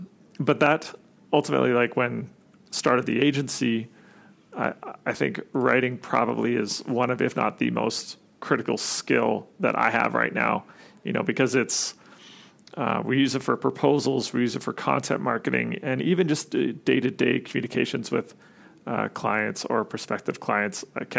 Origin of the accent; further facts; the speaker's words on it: Sherwood Park, Alberta, Canada; Born and raised more or less. Like there's a a small town just outside of Edmonton. Well, it's not that small. There's like 90,000 people in it now, but it's called Sher Park.